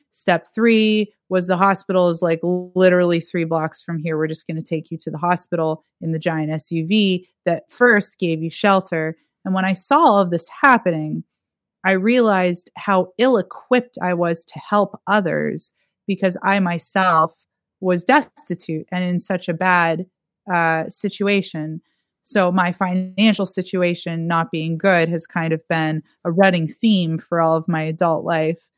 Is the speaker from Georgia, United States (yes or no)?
no; Erie, Pennsylvania, United States; moved away; my hometown, Erie, Pennsylvania